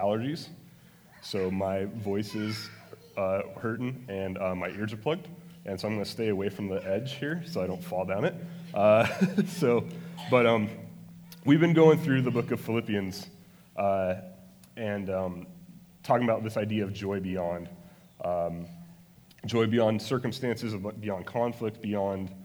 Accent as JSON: {"language": "English", "town": "Phoenix", "region": "Arizona", "country": "United States", "tie": "born or raised there", "also_born_or_lived": "Salt Lake City, Utah", "lives_now": "Maricopa, United States", "said": "I was born in Salt Lake City, but I've lived here since I was eight, and So I guess I'm a Phoenix native"}